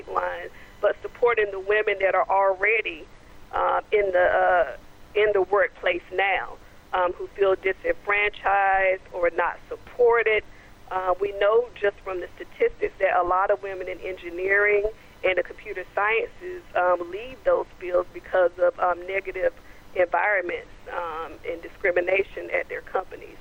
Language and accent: English; Goldsboro, North Carolina, United States; my hometown of Goldsboro, North Carolina